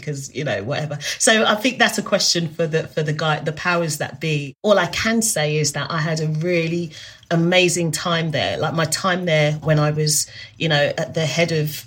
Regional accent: Zimbabwe; also born or lived in South Africa; now in United Kingdom; I'm from Zimbabwe, so my family, we speak Shona at home

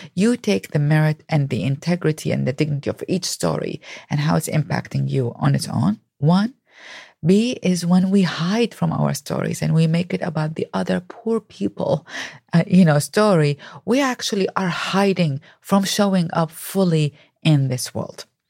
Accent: Baghdad, Baghdad Governorate, Iraq; moved away; I grew up in Baghdad, Iraq

